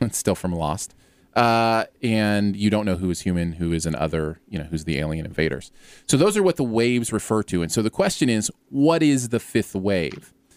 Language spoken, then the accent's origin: English; Ohio, United States; moved away; I lived right near there when I was growing up in Ohio.